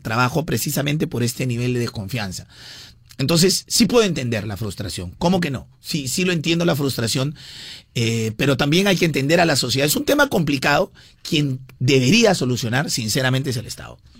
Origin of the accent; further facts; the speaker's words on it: Peru; nosotros como peruanos